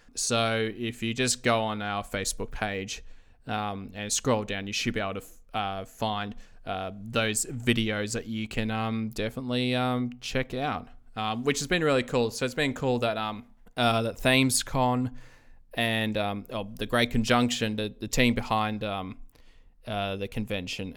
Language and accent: English; Australia; I'm from Australia